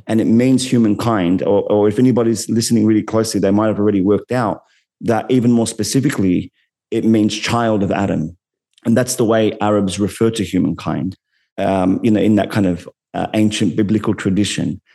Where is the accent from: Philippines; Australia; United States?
Australia; Sydney, New South Wales; an Arab Muslim man growing up in Western Sydney